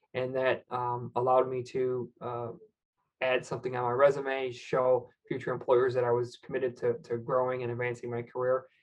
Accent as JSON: {"language": "English", "region": "Michigan", "country": "United States", "said": "I'm from Michigan, so I, I really kind of you know, we're in car country"}